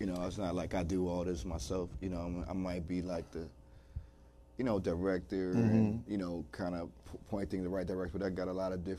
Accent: Washington, District of Columbia, United States; I'm from Washington, D.C. area.

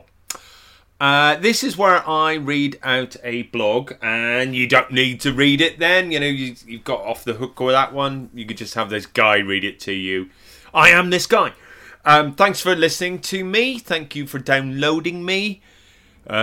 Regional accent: Ireland; I'm not typical of being Irish in any way.

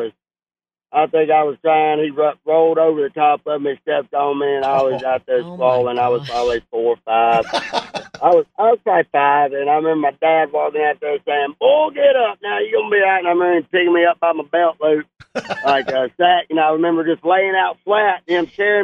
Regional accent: Hamburg, Arkansas, United States; also born or lived in Atkins, Arkansas; I was born and raised in Hamburg, and I moved up to North Arkansas, went to school to Atkins

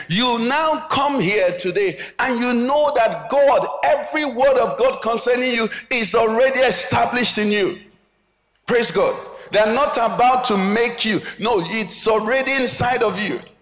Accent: Nigeria; we grew up in Nigeria

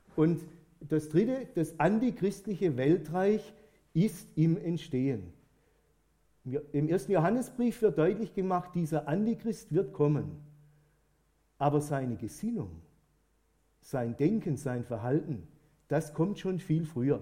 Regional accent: Germany; bei uns in Deutschland

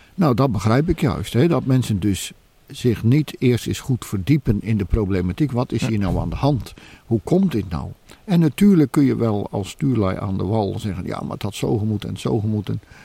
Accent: Netherlands; wij als Nederlanders

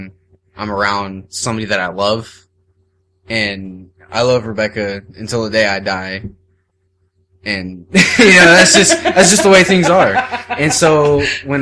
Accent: Las Vegas, Nevada, United States; moved away as an adult; this is the first time I've ever really been outside of Las Vegas

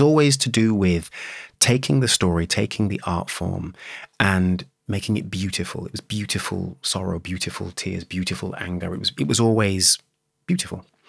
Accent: Birmingham, West Midlands, United Kingdom; I was born and raised in Birmingham

